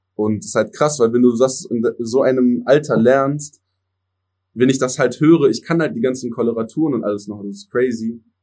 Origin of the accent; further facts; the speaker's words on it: Germany; first language English; German is a second language; ich bin biling äh, bilingual aufgewachsen. Also meine Eltern sind erst mit 30 hier nach Deutschland gekommen